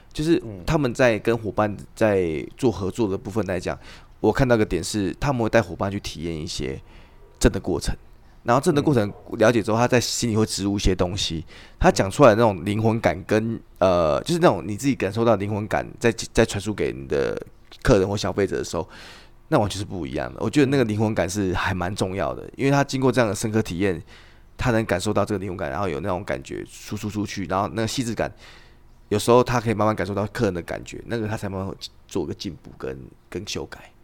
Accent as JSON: {"language": "Chinese", "country": "Taiwan", "said": "我们是台湾人"}